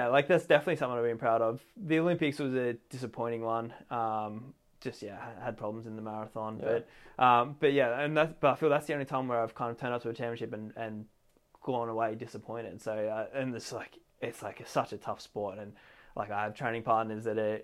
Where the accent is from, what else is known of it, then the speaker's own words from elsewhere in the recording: Canberra, Australian Capital Territory, Australia; I was always a sporty kid growing up in Australia, grew up in Canberra, which is the capital